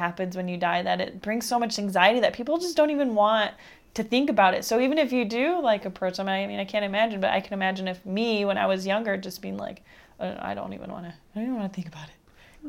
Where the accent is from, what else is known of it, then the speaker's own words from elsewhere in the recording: East Coast, United States; I think growing up in the East Coast would really help me.